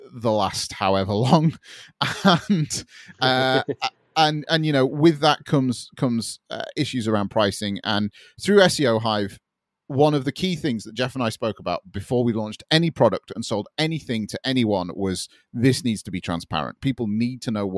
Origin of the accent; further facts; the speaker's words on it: United Kingdom; I'm British.